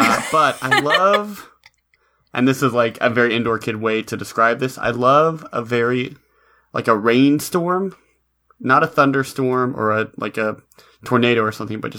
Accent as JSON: {"language": "English", "region": "Tennessee", "country": "United States", "tie": "born or raised there", "said": "I grew up landlocked in Tennessee."}